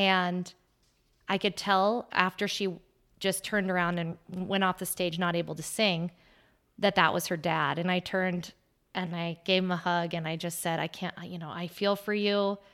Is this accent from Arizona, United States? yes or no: yes; Arizona, United States; moved away as an adult; I moved from Arizona, uh, born and raised there, moved here six years ago